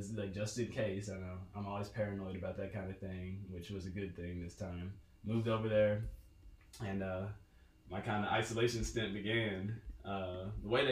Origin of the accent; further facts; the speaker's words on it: Fort Worth, Texas, United States; accent: country; moved away; I'm from Fort Worth, Texas. So sometimes, you know, my country accent comes out a little bit